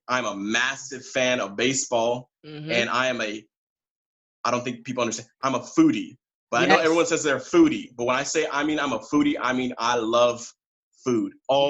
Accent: San Diego, California, United States; moved away as an adult; now in South Korea; I'm from San Diego, California. Mm-hmm. I've been living and working in Korea as an English teacher for about 5 years now.

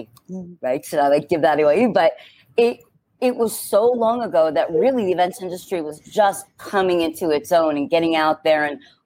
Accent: New York, United States; I'm like, but I'm a New Yorker.

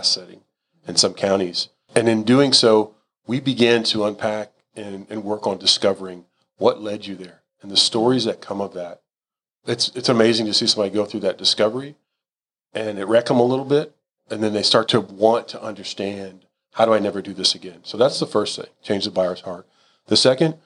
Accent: Houston, Texas, United States; I'm a Houston guy. Like this, I'm a native. I'm as Texan as it gets

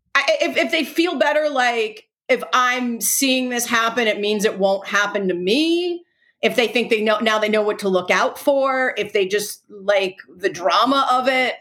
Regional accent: Delaware, United States; i'm from delaware

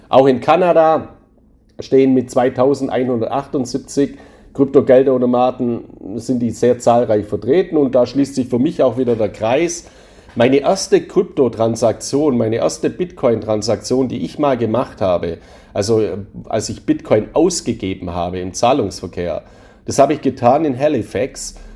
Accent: Spain; Gleiches gilt natürlich für meine Heimat Spanien auch. Auch da befinde ich mich in der Europäischen Union, aber da ist für mich eben das Wichtigste die Lebensqualität.

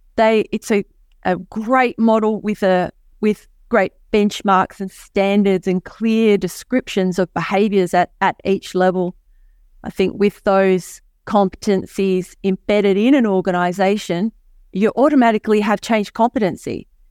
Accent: Hobart, Tasmania, Australia; I hail from Hobart, Tasmania, Australia. Um, and as I'm from the island of Tasmania

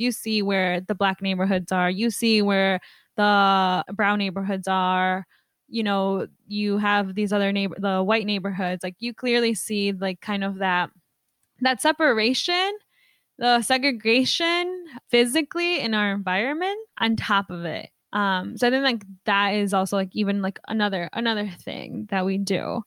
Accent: Mexico; now in United States; I was born in Mexico

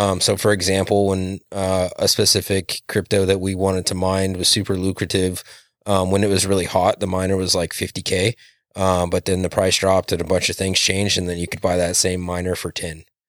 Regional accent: Western Montana, United States; now in Hermiston, United States; I spent most of my life growing up in Western Montana

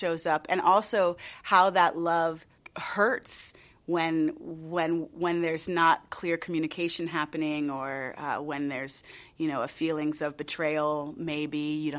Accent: United States; as a person of color, growing up in the United States

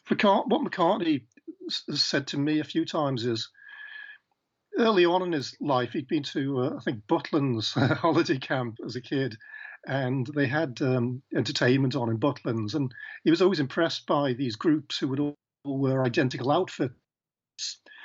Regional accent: Liverpool, North West England, United Kingdom; moved away; I was the bloke from Liverpool

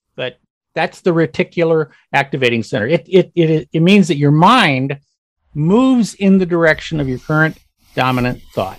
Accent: California, United States; now in Seattle, United States; when I first moved to Seattle, I had a BMW, right? Because I came from California, all right?

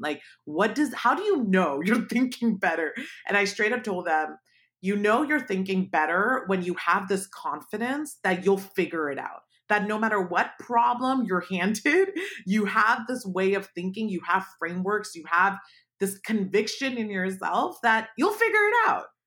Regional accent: Palo Alto, California, United States; also born or lived in Pakistan; I grew up in Palo Alto, I was not affluent, um, we moved there from Pakistan when I was seven

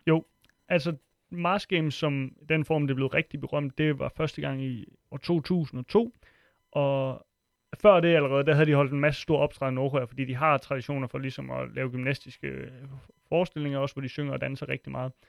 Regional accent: Funen, Southern Denmark, Denmark; moved away; jeg kommer fra Fyn oprindeligt

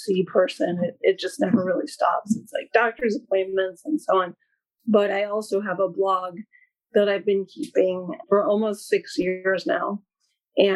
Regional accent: East Coast, United States; moved away as an adult; now in California, United States; I live in California and I've lived out here, oh gosh, 17 years now. I can't believe it, but I'm from the East Coast originally

